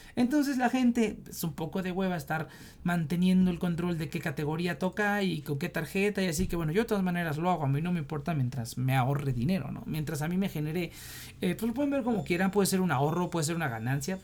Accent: Mexico; como mexicano

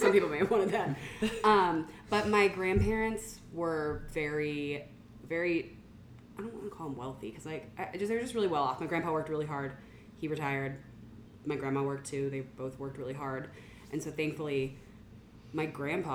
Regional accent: Dallas, Texas, United States; I grew up in Far North Dallas

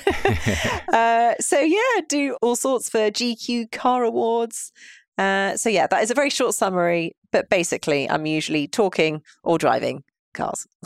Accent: London, United Kingdom; I am a born and bred Londoner

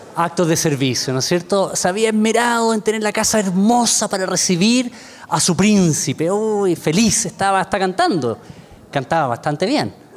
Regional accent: Chile; soy, soy de Chile

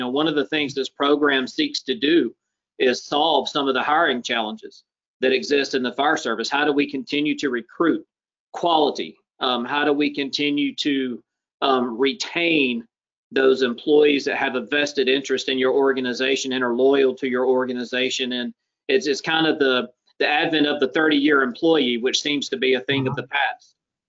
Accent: United States; I was born and raised in Clayton County, where I now have the privilege to serve as fire chief.

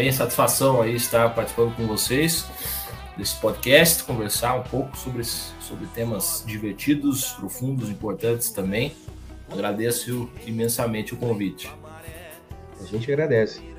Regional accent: Curitiba, Paraná, Brazil; now in Belo Horizonte, Brazil; eu sou natural de Curitiba, Paraná. Tenho 36 anos, atualmente moro em Belo Horizonte, estado de Minas Gerais.

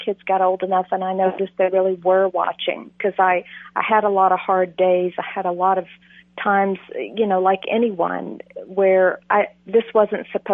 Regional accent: Texas, United States; I'm from Texas

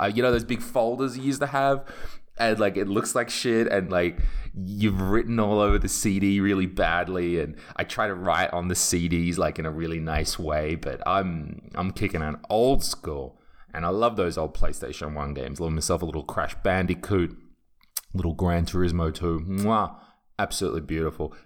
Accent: England, United Kingdom; now in Estonia; I'm English and I don't speak Estonian

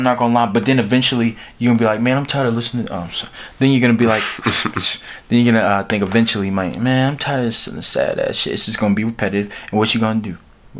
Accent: D.C., Maryland, United States; moved away as an adult; I'm from Maryland. Near D.C., Washington, D.C. I grew up there, man, all my life in the DMV.

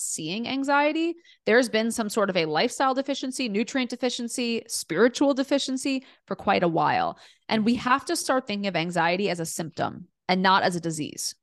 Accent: New York City, New York, United States; also born or lived in Delaware; I grew up in Queens, New York, in a super diverse, amazing neighborhood

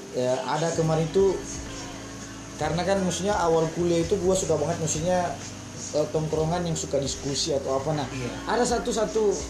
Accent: Kotamobagu, North Sulawesi, Indonesia; di apa daerah gua itu di kota Mubagu

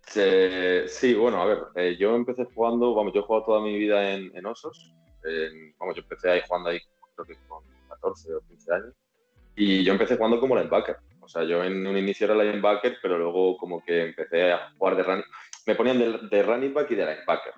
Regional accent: Madrid, Community of Madrid, Spain; also born or lived in Rivas / Reus; me vengo aquí desde Madrid, yo soy de Madrid

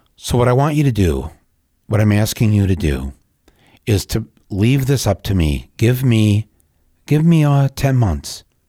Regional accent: United States; I, as an American

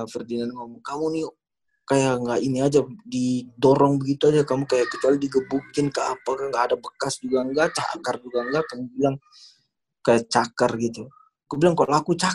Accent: Ternate, North Maluku, Indonesia; born there; karena tanah kelahiran saya.

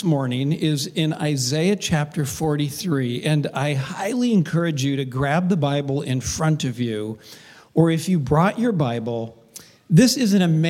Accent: Covina, California, United States; I actually grew up in a little town of about 100,000 called Covina

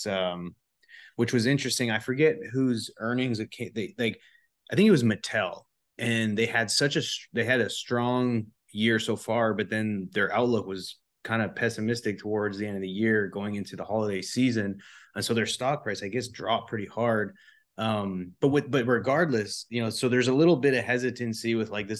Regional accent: Canada; now in United States; I'm from Canada

